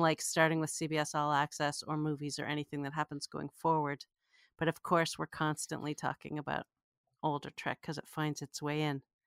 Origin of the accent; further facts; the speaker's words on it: Canada; I grew up in Canada